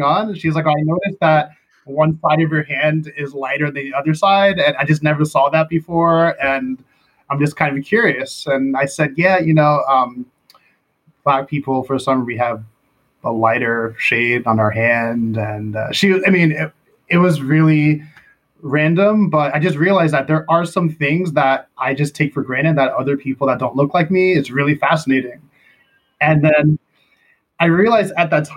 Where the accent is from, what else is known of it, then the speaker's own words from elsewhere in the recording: United States; moved away as an adult; now in Korea; I'm American first